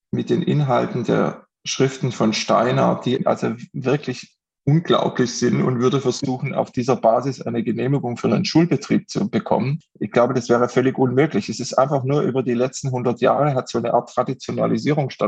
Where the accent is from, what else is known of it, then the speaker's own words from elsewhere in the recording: Crailsheim, Baden-Württemberg, Germany; Also auch in meiner Kleinstadt gibt es inzwischen eine Waldorfschule, wo ich herkomme, in Kreilsheim. Äh, das ist eine 20.000, 30.000 Einwohnerstadt.